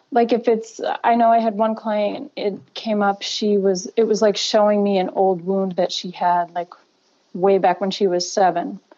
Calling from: Millis, Massachusetts, United States; I'm calling from Millis, Massachusetts.

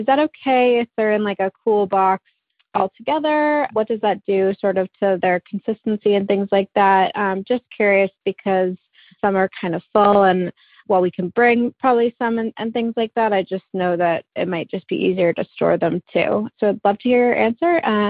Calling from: New Jersey, United States; I'm calling from New Jersey.

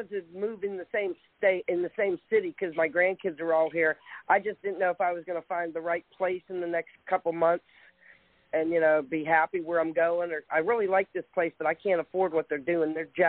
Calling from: Charleston, South Carolina, United States; I'm calling from Charleston, South Carolina.

